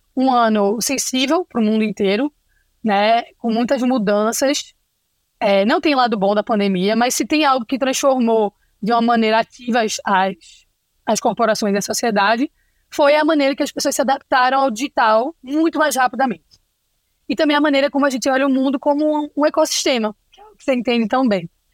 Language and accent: Portuguese; Recife, Pernambuco, Brazil; accent: Recife; Esse meu sotaque é de Recife